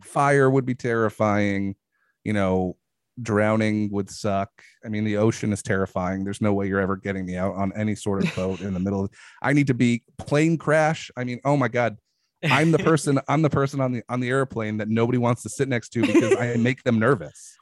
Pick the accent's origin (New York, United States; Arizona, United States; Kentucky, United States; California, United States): New York, United States; moved away; also born or lived in Brooklyn; I'm originally from New York. I lived in Brooklyn for a while